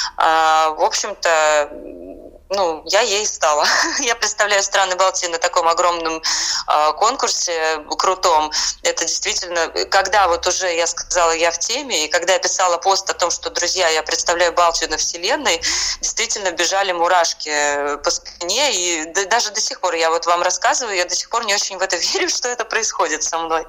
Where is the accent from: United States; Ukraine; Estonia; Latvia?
Estonia; now in Saint Petersburg, Russia; я родилась э, в Эстонии